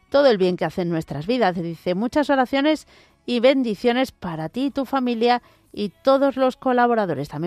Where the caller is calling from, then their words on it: Toledo, Castilla-La Mancha, Spain; Hola, buenas tardes. … … de Toledo.